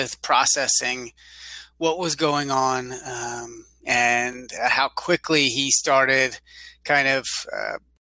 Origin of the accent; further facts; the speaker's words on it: Pennsylvania, United States; now in San Antonio, United States; I live in San Antonio, I'm originally from Pennsylvania.